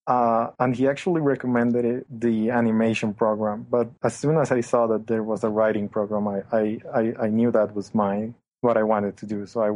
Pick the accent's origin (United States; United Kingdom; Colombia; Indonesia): Colombia; also born or lived in Vancouver; now in Bogotá, Colombia; I'm from Colombia. I just turned 21.